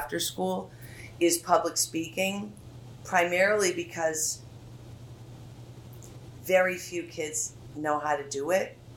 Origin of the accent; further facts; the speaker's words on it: Wellesley, Massachusetts, United States; I grew up in Wellesley. I went to Wellesley High School.